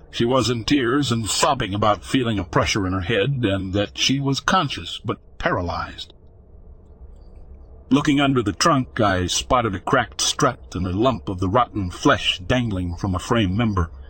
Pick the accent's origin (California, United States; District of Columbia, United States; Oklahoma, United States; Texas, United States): Texas, United States; I grew up and live in West Texas.